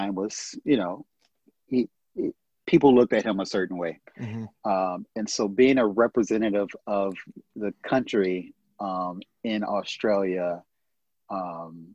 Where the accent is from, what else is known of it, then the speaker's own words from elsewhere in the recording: United States; American, I'm from America